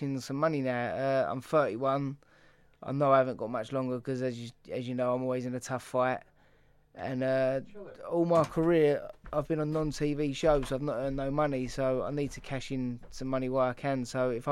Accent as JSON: {"language": "English", "region": "London", "country": "United Kingdom", "said": "I'm from Peckham"}